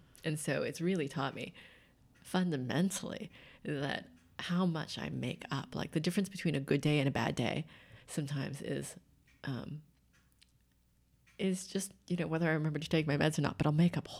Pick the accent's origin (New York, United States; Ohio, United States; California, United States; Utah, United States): California, United States; Santa Maria; Santa Maria, California.